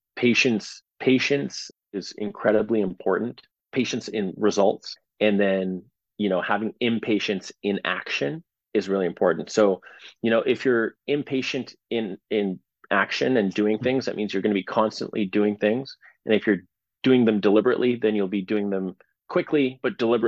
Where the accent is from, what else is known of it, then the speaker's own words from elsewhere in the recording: Canada; being a Canadian